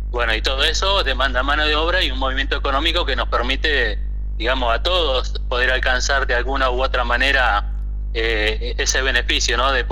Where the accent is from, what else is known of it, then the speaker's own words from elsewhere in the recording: Argentina; Dejar una planificación como argentinos y no salirnos de ahí, venga el gobierno que venga.